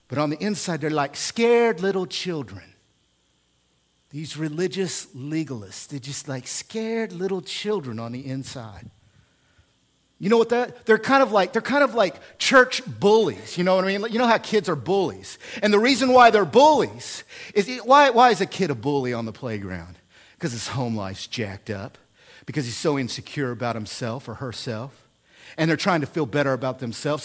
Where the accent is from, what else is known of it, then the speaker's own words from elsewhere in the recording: Oklahoma, United States; also born or lived in central Illinois; now in Illinois, United States; I come from Oklahoma, which has legalism in it